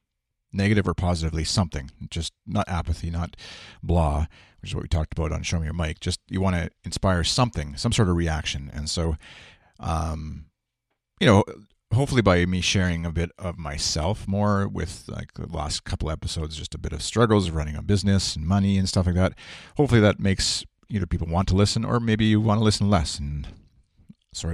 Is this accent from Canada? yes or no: yes; Saskatoon, Saskatchewan, Canada; I'm Canadian. I'm from Saskatchewan, Saskatoon, in the middle of Canada.